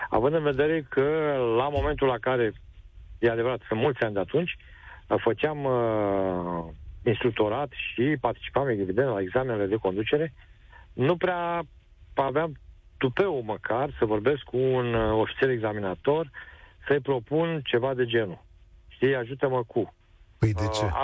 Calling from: Galați, Galați County, Romania; Uh, vă sunt din Galați.

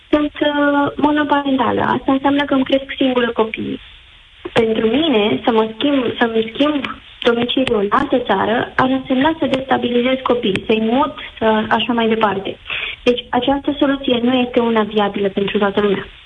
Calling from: Bucharest, Romania; Vă sunt din București.

